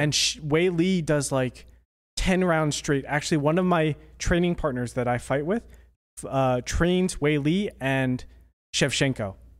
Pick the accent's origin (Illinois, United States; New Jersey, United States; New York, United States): New Jersey, United States; Toms River; he's from my hometown.